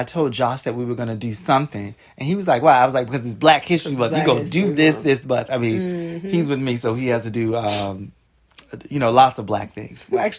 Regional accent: Boston, Massachusetts, United States; moved away; I grew up in Jamaica Plain

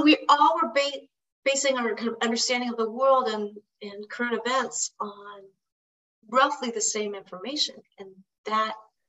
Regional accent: Berkeley, California, United States; I grew up in Berkeley. I've always been kind of progressive left.

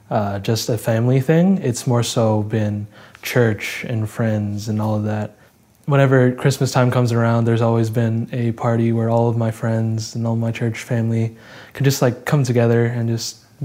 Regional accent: Philippines; I'm Filipino, and I'm also a pastor's kid

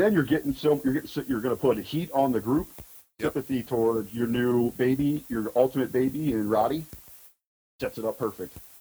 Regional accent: Southern Ohio, United States; growing up in Southern Ohio

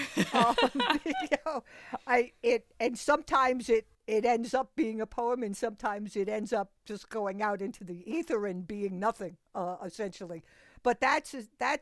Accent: United States; I had never been in the Philippines myself. I was born here in the United States

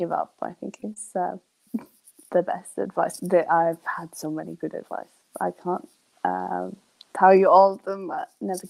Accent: Sweden; born there; English is a second language; also born or lived in England; I miss England more than I miss Sweden. And I was born in Sweden.

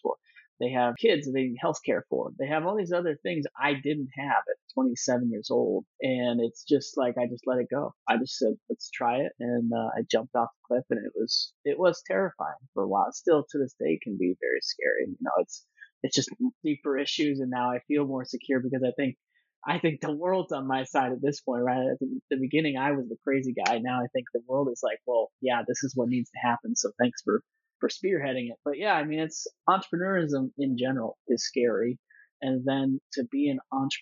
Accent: Nebraska, United States; moved away; also born or lived in Colorado / Silicon Valley; going from Nebraska, where I grew up

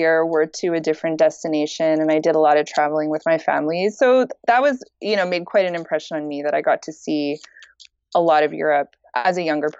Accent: Petawawa, Ontario, Canada; now in Montreal, Canada; So I'm a military brat. So I was born in Ontario, in Petawawa, Ontario, but I moved a lot. I moved like every 3 to 4 years, we moved to a different city. So I grew up all over Canada.

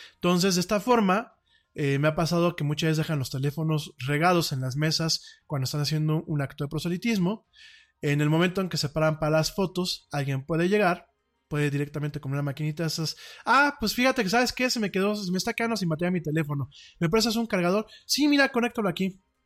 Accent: Mexico; aquí en mi país

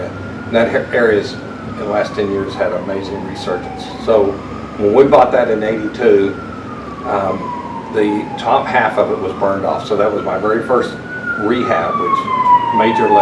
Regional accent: Corpus Christi, Texas, United States; also born or lived in Houston, Texas; I was raised in Corpus Christi

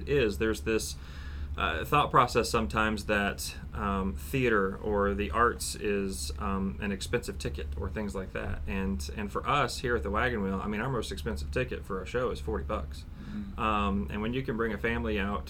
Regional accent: Markle, Indiana, United States; now in Warsaw, United States; I'm from Markle, Indiana, originally, which is just south of Fort Wayne. Went to Huntington North High School, graduated from there in 1997

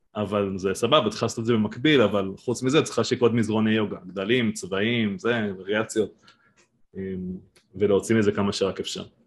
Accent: Giv'at Ela, Northern District, Israel; moved away as an adult; now in Kibbutz Mahanayim, Israel; אני במקור מגבעת אלה, מעמק יזרעאל, ואשתי מביריה

